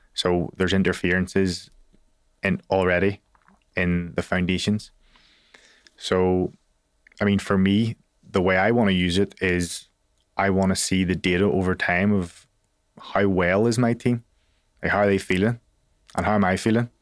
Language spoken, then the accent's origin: English; Belfast, Northern Ireland, United Kingdom; I'm a kid from Belfast.